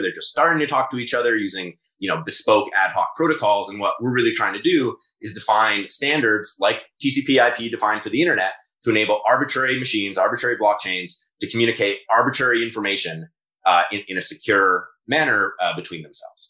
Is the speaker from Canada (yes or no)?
yes; Toronto, Ontario, Canada; also born or lived in Guelph; I'm in Toronto, born and raised in Toronto